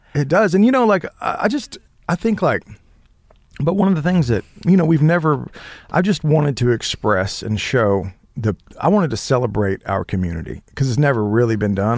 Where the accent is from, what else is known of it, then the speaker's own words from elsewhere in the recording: Holdenville, Oklahoma, United States; I grew up in Holdenville, Oklahoma